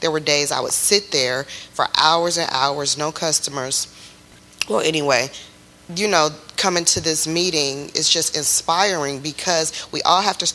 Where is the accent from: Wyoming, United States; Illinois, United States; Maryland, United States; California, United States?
Illinois, United States; Chicago; moved away as an adult; now in Texas, United States; I'm not from Texas. We're from Chicago.